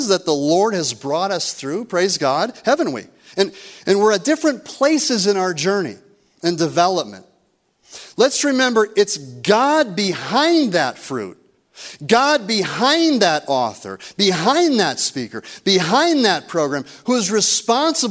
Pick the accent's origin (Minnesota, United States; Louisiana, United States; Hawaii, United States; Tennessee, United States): Minnesota, United States; rural; moved away; I grew up with two younger brothers in rural Minnesota.